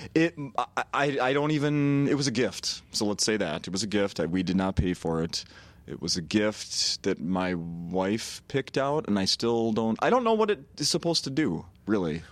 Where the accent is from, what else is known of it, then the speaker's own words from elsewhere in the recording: Saint Paul, Minnesota, United States; I grew up born and raised in Saint Paul